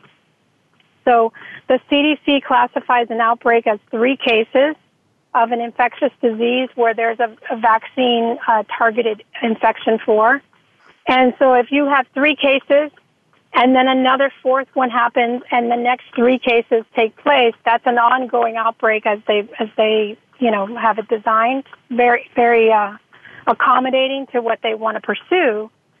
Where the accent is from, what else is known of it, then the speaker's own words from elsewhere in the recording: California, United States; moved away as an adult; now in Arizona, United States; I was from California.